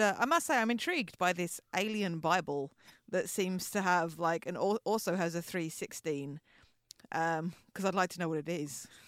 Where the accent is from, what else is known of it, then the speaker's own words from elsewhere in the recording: England, United Kingdom; We, as our accents may clue you in, we are English.